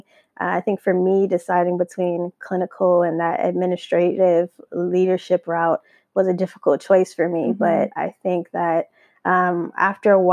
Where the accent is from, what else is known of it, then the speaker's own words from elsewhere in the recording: Minneapolis, Minnesota, United States; moved away as an adult; now in Southern California, United States; I relocated about 10 years ago or 8 years ago from Minneapolis, Minnesota